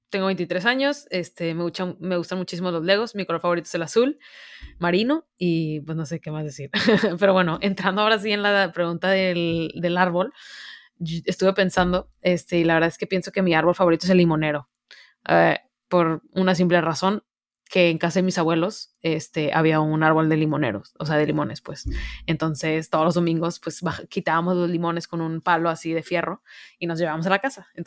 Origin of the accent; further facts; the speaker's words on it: Monterrey, Nuevo León, Mexico; que yo no sé si ya lo notaron en mi voz, pero soy de Monterrey, hecha y derecha.